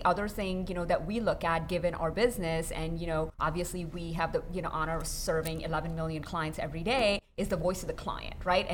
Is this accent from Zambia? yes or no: no; Canada; I'm from Canada